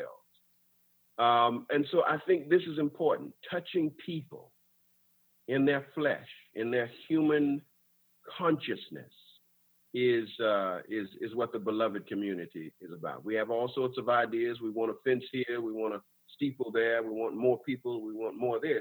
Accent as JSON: {"language": "English", "town": "West Palm Beach", "region": "Florida", "country": "United States", "tie": "born or raised there", "said": "growing up in West Palm Beach, Florida"}